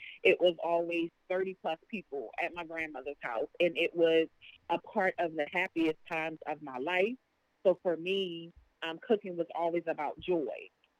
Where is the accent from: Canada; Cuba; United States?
United States; Baltimore, Maryland; born and bred in Baltimore, did all of my education here, went to the Great Western High School